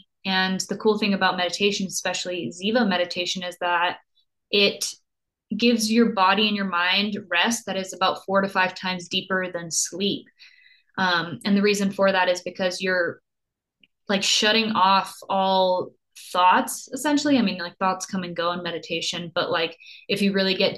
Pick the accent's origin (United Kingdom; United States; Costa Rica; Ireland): Costa Rica; also born or lived in Germany; I was born in Germany, but then grew up in Costa Rica, not because I have a military family or anything, but just because my mom loved to travel and was very spontaneous like that. And so I grew up in Costa Rica and by the beach